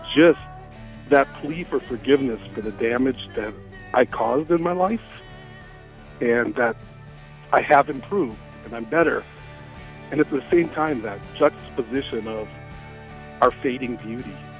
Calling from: St. Paul, Minnesota, United States; I'm calling from St. Paul, Minnesota

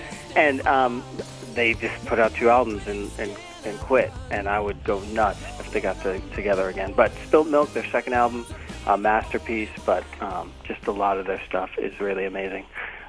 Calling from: Carver, North Carolina, United States; I'm calling from Carver, North Carolina.

